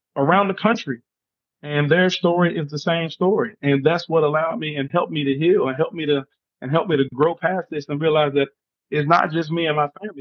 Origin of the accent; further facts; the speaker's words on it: Charleston, West Virginia, United States; me being raised in Charleston, West Virginia, you know, little old West Virginia, everyone writes it off as backwood country bunking West Virginia, but I lived there. I was raised there. That's my home state. That's my home city